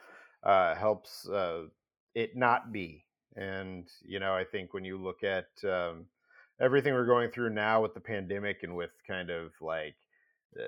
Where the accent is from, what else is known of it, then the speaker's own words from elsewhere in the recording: outside of St. Louis, Missouri, United States; grew up outside of St. Louis, Missouri